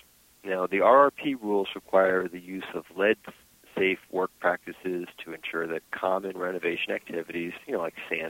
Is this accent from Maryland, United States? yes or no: yes; Maryland, United States; I'm from Maryland, so I know a lot of local people